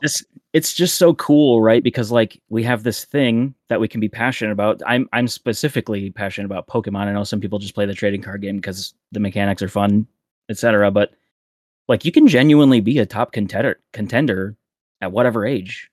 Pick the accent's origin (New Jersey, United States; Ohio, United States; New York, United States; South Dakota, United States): South Dakota, United States; now in Peoria, United States; my hometown Target back in South Dakota in the middle of nowhere